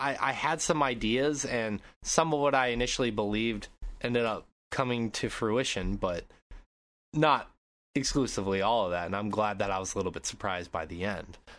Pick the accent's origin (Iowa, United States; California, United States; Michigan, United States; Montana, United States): Montana, United States; moved away; growing up in Montana